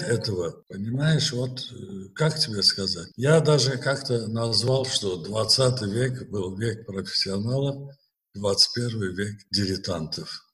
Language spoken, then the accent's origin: Russian; Baku, Azerbaijan; Родился я в Баку в ноябре 1944 года